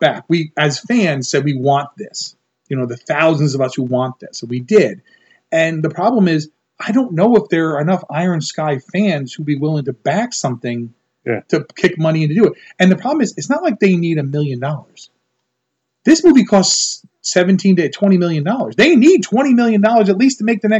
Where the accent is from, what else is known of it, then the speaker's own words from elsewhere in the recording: United States; growing up in America